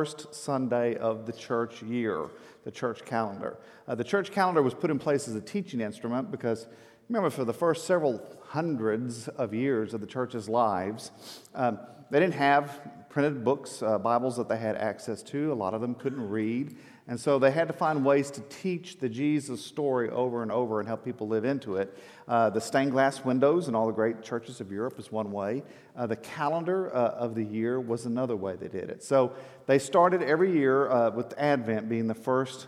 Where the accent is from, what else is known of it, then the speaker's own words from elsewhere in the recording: Texas, United States; I'm from Texas